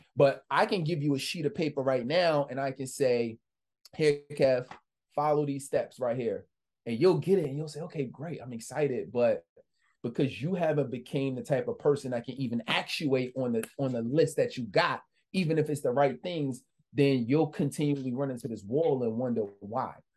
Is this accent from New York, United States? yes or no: yes; New York City, New York, United States; I'm just a kid from the Bronx, New York.